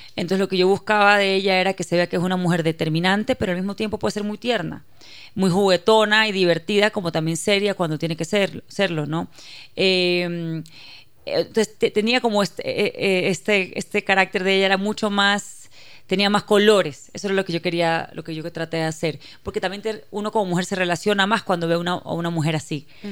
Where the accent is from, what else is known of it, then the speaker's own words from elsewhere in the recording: Guayaquil, Guayas, Ecuador; soy ecuatoriana, nací en Guayaquil, criada en Ecuador, de padre israelita.